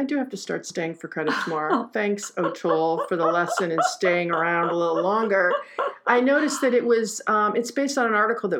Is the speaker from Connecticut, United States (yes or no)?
no; Detroit, Michigan, United States; I grew up in Detroit.